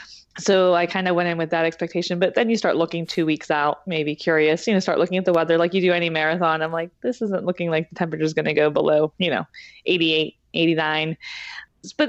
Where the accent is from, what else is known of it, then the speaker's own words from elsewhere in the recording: Pittsburgh, Pennsylvania, United States; now in New Jersey, United States; I'm actually originally from the Pittsburgh, Pennsylvania area. I moved to New Jersey 5 years ago.